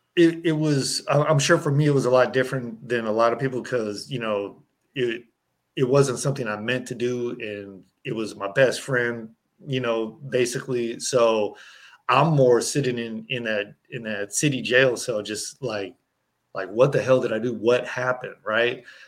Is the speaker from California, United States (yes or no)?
yes; Berkeley, California, United States; growing up in Berkeley, California